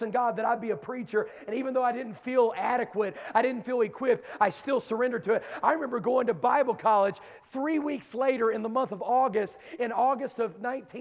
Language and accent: English; Dunbar, West Virginia, United States; moved away; I am from Dunbar, West Virginia. There are no gangs there, okay?